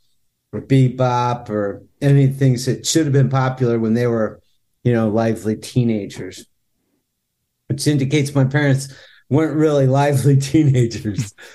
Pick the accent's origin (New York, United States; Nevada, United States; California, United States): California, United States; Southern; moved away as an adult; now in Philadelphia, United States; I grew up in Southern California.